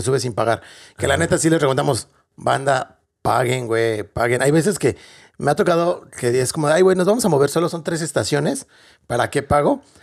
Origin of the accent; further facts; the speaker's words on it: Mexico; moved away as an adult; now in Dublin, Ireland; realmente somos mexicanos o latinoamericanos, que extrañamos lo que tenemos en nuestro país